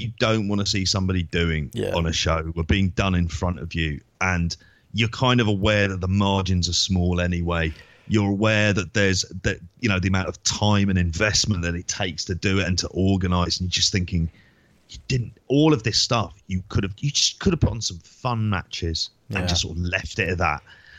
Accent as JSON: {"language": "English", "region": "London", "country": "United Kingdom", "also_born_or_lived": "Oxford", "moved": "yes", "said": "I'm from London. The only other major city I've ever lived in is Oxford."}